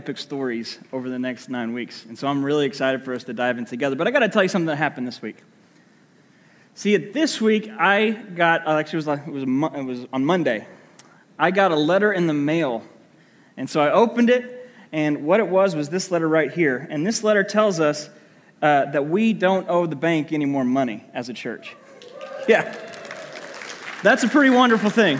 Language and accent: English; Muskogee, Oklahoma, United States; I grew up in the Church of Christ in Muskogee, Oklahoma. I moved there when I was 10 years old and went to Muskogee Church of Christ my entire childhood